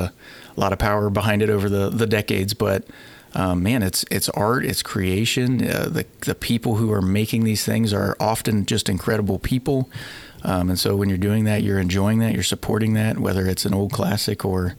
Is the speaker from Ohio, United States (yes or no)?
yes; Wooster, Ohio, United States; moved away as an adult; also born or lived in Dayton, Ohio / Oxford, Ohio / Lexington, Kentucky; now in Cincinnati, United States; I'm from Worcester, Ohio